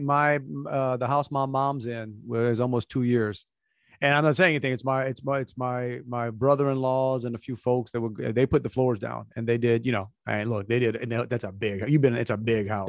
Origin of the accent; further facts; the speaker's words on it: Cajun, Louisiana, United States; we're Cajun, we call it lunch meat